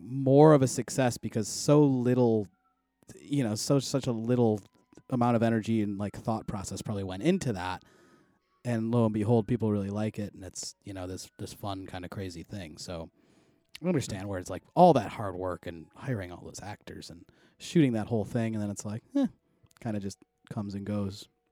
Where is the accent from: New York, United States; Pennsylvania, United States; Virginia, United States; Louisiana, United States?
New York, United States; Buffalo; moved away; a house in my hometown, so I'll have to get it next week when I go back to Buffalo